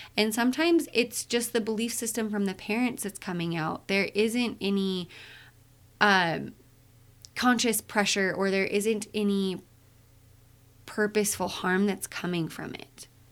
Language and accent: English; Utah, United States; I'm from Utah.